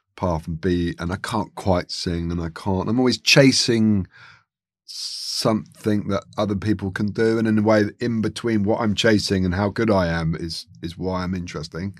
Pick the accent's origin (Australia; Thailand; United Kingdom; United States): United Kingdom; London; I'm from Chiswick